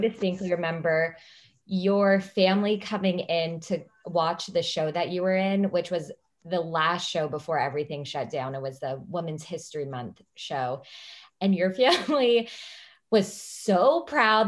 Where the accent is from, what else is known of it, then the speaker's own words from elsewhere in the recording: California, United States; now in Washington, D.C., United States; I'm from California originally, and now I live in Washington, D C.